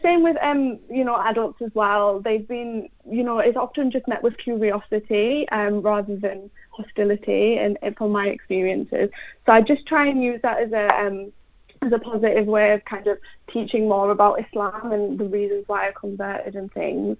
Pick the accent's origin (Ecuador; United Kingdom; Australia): United Kingdom; England; I'm from England, I've always lived in England, I'm English.